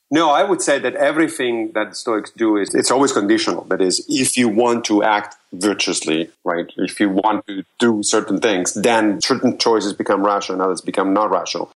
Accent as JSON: {"language": "English", "town": "Rome", "region": "Lazio", "country": "Italy", "tie": "born or raised there", "moved": "yes", "said": "I grew up in Rome."}